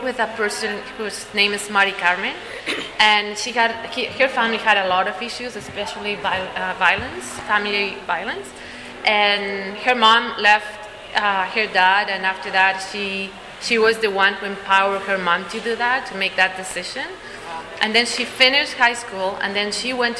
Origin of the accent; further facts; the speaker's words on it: Peru; moved away as an adult; also born or lived in Bolivia; now in Canada; I come from Peru. I've been in Canada for 6 years already